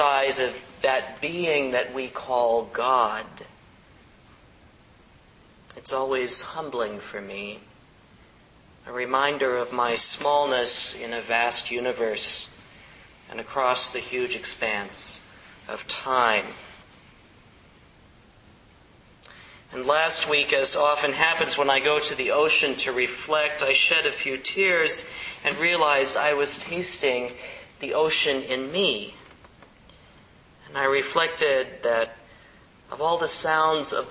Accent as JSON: {"language": "English", "region": "Kansas", "country": "United States", "tie": "born or raised there", "moved": "yes", "lives_now": "San Francisco, United States", "said": "a guy who grew up in the Midwest, right? Closest edge we had growing up in Midwestern Kansas was an alfalfa field"}